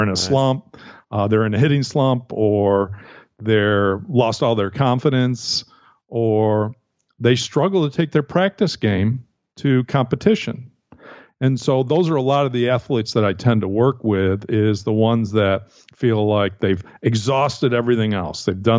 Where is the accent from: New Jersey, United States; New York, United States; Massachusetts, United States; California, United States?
New York, United States; East Aurora; Yeah, so I grew up outside of Buffalo, New York, in a small town called East Aurora, New York.